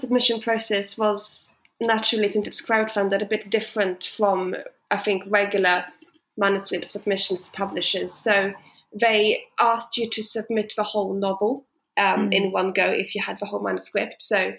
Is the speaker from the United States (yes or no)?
no; Sweden; moved away as an adult; I moved from Sweden 7 years ago when I went to university. So since then, I've been back home for holidays, Christmas and summer, sometimes Easter.